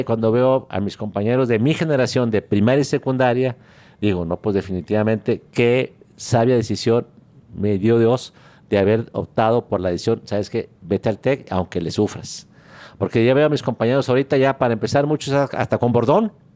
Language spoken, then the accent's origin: Spanish; San Juan de los Lagos, Jalisco, Mexico; moved away as an adult; now in Monterrey, Mexico; Yo nací en San Juan de los Lagos en 1950